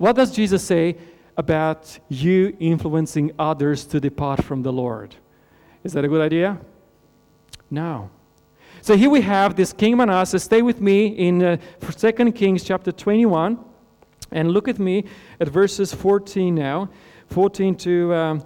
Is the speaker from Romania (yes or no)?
yes; Romania; moved away; I grew up in Romania in Europe.